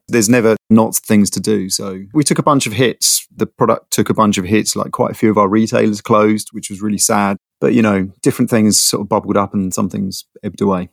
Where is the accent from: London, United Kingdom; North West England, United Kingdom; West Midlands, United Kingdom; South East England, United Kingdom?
London, United Kingdom; I grew up in London. I'm one of the six percent of Londoners who are from London. I grew up in Bounds Green